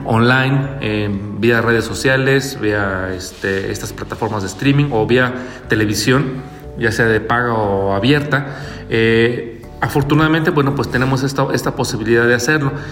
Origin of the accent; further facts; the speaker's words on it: Mexico; como mexicanos